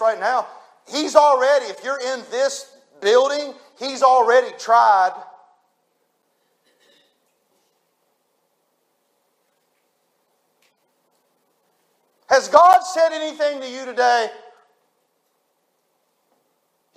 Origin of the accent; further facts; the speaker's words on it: United States; I was raised on the New River